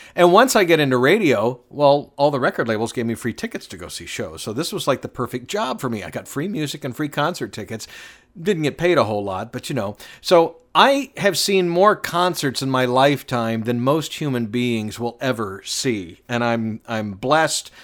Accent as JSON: {"language": "English", "town": "Atlanta", "region": "Georgia", "country": "United States", "tie": "born or raised there", "said": "I was born in downtown Atlanta"}